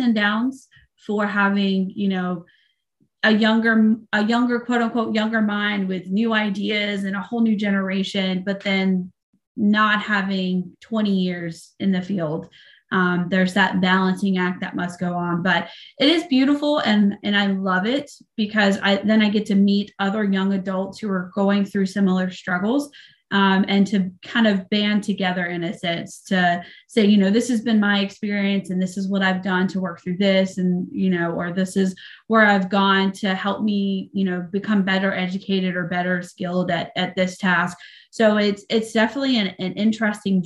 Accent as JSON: {"language": "English", "region": "the South", "country": "United States", "tie": "born or raised there", "moved": "yes", "said": "I grew up in the South"}